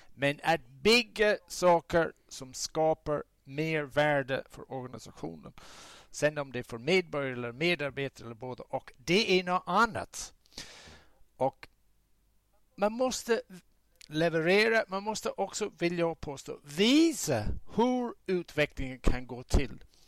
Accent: southern Ireland, Ireland; now in Sweden; ursprungligen kommer jag från södra Irland, republiken Irland.

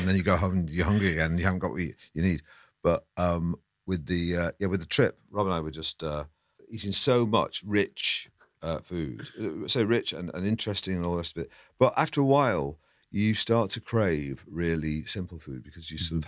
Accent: Manchester, North West England, United Kingdom; moved away as an adult; I grew up in Manchester. I yeah. never had to descale a kettle till I was 20 something and came down south

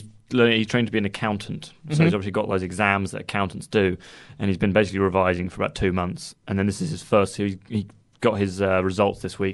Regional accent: Guildford, South East England, United Kingdom; the cathedral in Guildford, which is where I live. Oh, no, that's a terrible thing to say, isn't it? I'm from Guildford as well.

